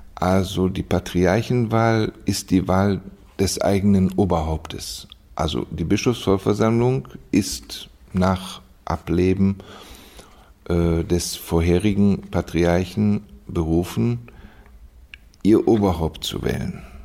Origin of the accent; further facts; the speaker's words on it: Düsseldorf, North Rhine-Westphalia, Germany; also born or lived in Osnabrück; now in Vienna, Austria; ich bin aufgewachsen in Düsseldorf, geboren in Osnabrück in Düsseldorf